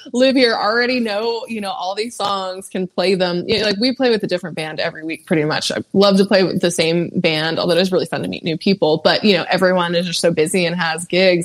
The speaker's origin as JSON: {"language": "English", "region": "California", "country": "United States", "moved": "yes", "lives_now": "Nashville, United States", "said": "I'm from California"}